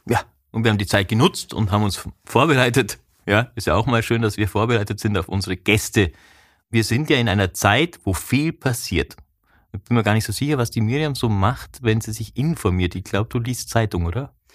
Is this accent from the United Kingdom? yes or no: no; Vorarlberg, Austria; ich komme aus Vorarlberg